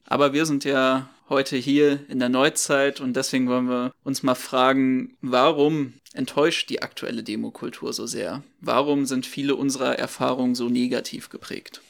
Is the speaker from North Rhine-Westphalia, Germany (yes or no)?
yes; Bochum, North Rhine-Westphalia, Germany; Ich bin ja in Bochum zur Schule gegangen